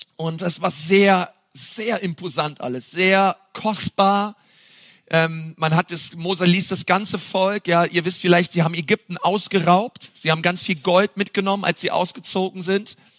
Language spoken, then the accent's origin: German; Berlin, Germany; now in Franconia, Germany; als Berliner hier im Frankenland landet